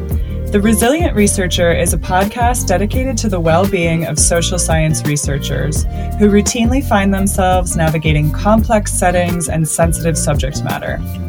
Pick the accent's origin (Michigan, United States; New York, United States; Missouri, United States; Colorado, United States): Colorado, United States; moved away as an adult; also born or lived in California / Central America; I'm originally from Colorado.